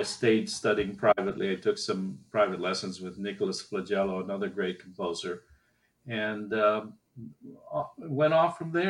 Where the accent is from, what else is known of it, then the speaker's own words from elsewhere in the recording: Costa Rica; also born or lived in Haiti; And I was born in Haiti, where they were running a research station. And then eventually wound up in Costa Rica, where he built another research station. And it was in Costa Rica I started my music lessons.